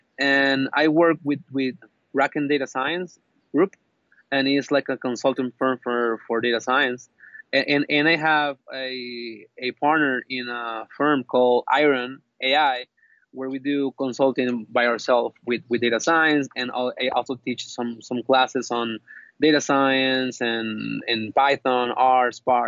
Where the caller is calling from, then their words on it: Monterrey, Nuevo León, Mexico; Okay, I'm calling from Mexico right now, from Monterrey.